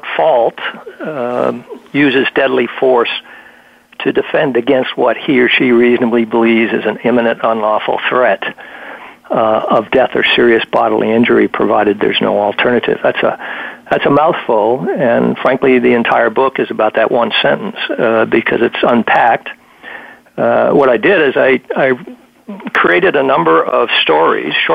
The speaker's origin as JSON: {"language": "English", "region": "Virginia", "country": "United States", "said": "my home state of Virginia"}